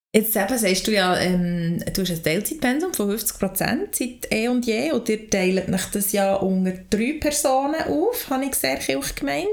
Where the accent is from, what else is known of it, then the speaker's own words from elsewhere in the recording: Lauterbrunnen, Bern, Switzerland; ich bin in der Gemeinde Lutherbrunnen aufgewachsen